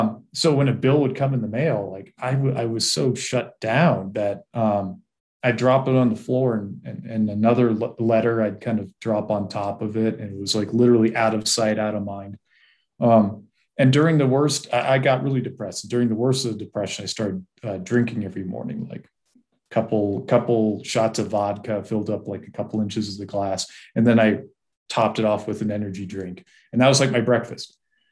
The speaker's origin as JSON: {"language": "English", "region": "East Coast", "country": "United States", "tie": "born or raised there", "said": "And I grew up on the East Coast, grew up in a family that was pretty devoid of love and really with parents that were not equipped to raise a child."}